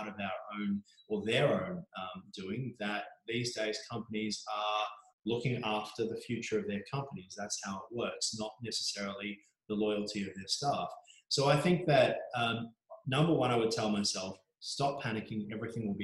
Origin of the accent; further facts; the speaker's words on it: Mornington Peninsula, Victoria, Australia; I grew up on the Mornington Peninsula.